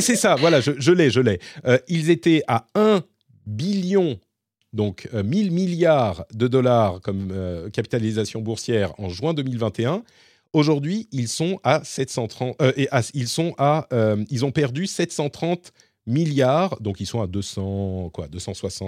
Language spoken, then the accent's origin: French; France; chez nous en France et en Europe